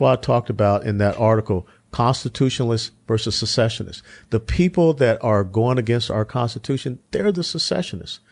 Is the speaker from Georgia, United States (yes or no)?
yes; Atlanta, Georgia, United States; Hughes Spaulding Hospital in Atlanta, Georgia. I grew up in the Old Fourth Ward